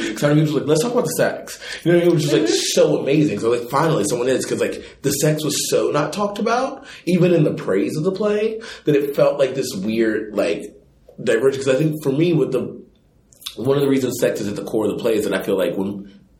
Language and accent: English; the South, United States; moved away; I am also from the South